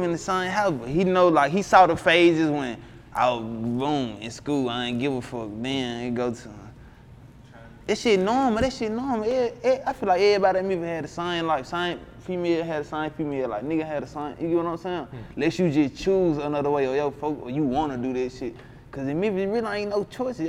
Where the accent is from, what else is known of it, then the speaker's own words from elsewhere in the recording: Memphis, Tennessee, United States; I'm from the Bay